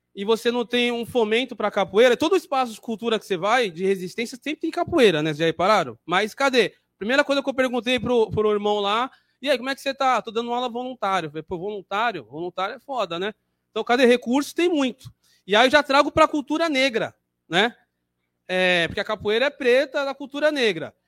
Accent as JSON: {"language": "Portuguese", "region": "São Paulo", "country": "Brazil", "said": "sou da região do Jabaquara"}